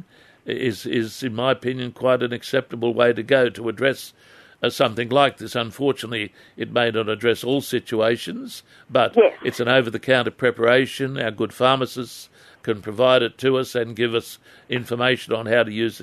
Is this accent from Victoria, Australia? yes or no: no; Adamstown, New South Wales, Australia; growing up in Adamstown